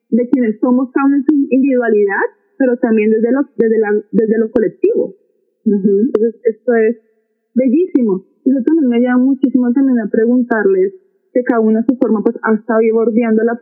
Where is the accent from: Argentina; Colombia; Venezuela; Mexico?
Colombia; Manizales, Caldas; mi ciudad natal, por ejemplo, muchas de manizales